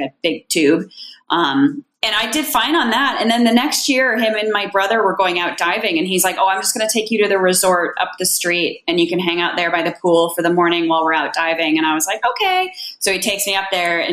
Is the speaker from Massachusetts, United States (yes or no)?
yes; Cape Cod, Massachusetts, United States; moved away as an adult; also born or lived in Antigonish, Nova Scotia, Canada (university); now in Caribbean; I'm originally from Cape Cod, Massachusetts